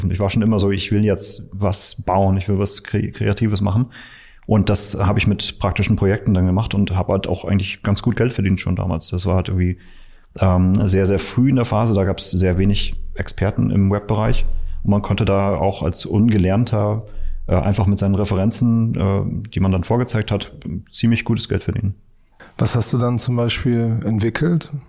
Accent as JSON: {"language": "German", "region": "Mecklenburg-Vorpommern", "country": "Germany", "tie": "born or raised there", "said": "In der Nähe von Schwerin in Mecklenburg."}